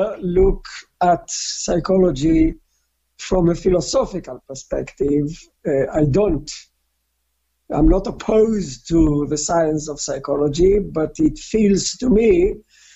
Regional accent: Israel; moved away as an adult; also born or lived in Newcastle; I was born in Israel in a communal settlement called Kibbutz, born and raised

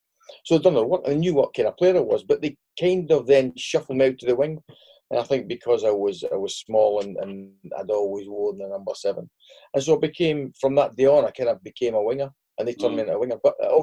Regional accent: Stirling, Scotland, United Kingdom; born there; I was born in Stirling because we were living at Oldham at the time

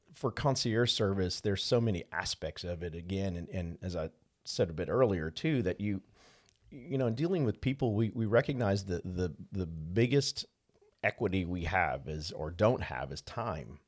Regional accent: New Orleans, Louisiana, United States; moved away; growing up in New Orleans, we had the great pleasure of having a fishing place and a hunting place

